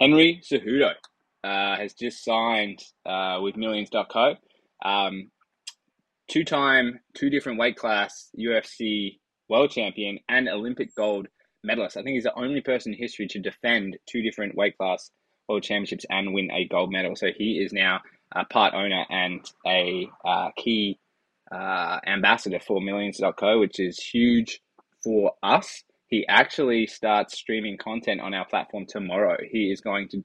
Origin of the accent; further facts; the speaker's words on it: South Australia, Australia; moved away as an adult; now in United States; As an Australian